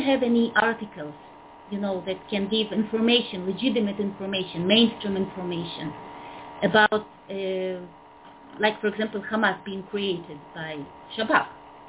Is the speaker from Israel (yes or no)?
yes; Israel; I'm an Israeli.